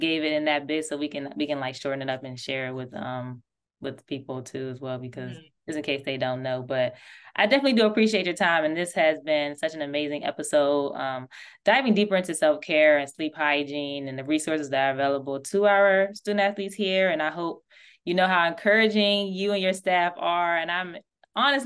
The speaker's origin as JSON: {"language": "English", "town": "Washington", "region": "District of Columbia", "country": "United States", "said": "I'm from Washington, D.C."}